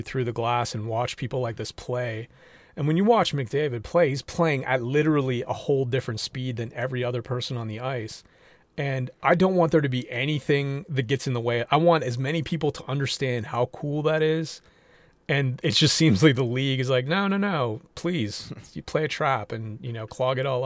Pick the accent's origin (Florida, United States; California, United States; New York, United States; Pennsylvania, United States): Pennsylvania, United States; Pittsburgh; moved away; I grew up in Pittsburgh, so I'm a Penguins fan from way back